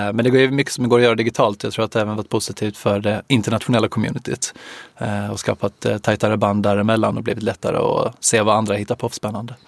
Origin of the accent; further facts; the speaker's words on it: Helsingborg, Skåne, Sweden; moved away as an adult; jag är från Helsingborg från början